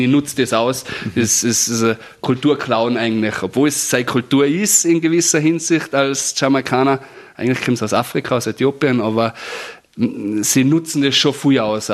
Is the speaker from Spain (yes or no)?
no; Austria; bei uns in Föhrbrunn